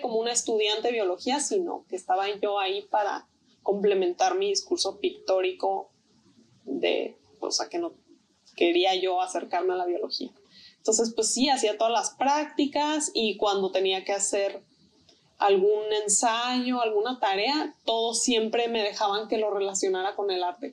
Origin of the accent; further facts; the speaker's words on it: Tijuana, Baja California, Mexico; also born or lived in Mexico City; yo también soy de la Ciudad de México. Y este, cuando yo tenía tres años de edad, fue cuando nos vinimos a, vivir a, Tijuana